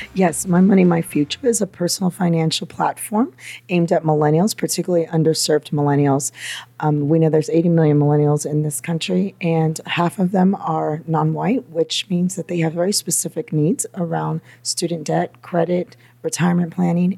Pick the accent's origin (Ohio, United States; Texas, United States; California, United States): California, United States; Napa; also born or lived in Los Angeles, California; now in New York, United States